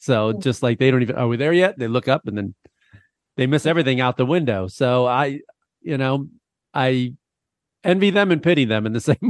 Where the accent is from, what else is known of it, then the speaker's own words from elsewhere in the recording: Midwest, United States; now in Los Angeles, United States; I grew up in the Midwest with no mountains